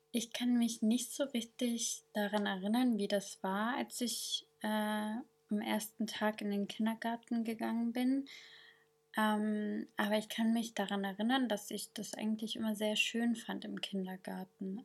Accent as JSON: {"language": "German", "town": "Sanaa", "country": "Yemen", "tie": "born or raised there", "moved": "yes", "lives_now": "Germany", "said": "ich bin im Jemen in Sanra geboren"}